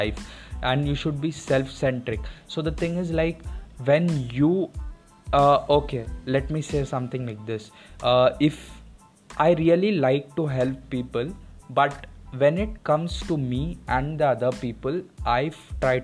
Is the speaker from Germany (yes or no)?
no; India; I am a Indian person